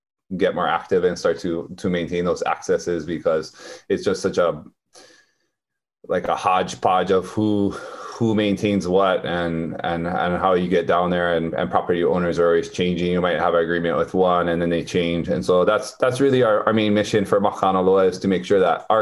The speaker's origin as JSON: {"language": "English", "town": "Waimea", "region": "Hawaii", "country": "United States", "moved": "as an adult", "lives_now": "Pepeekeo, United States", "said": "I'm from Waimea, but we moved here and built our house here."}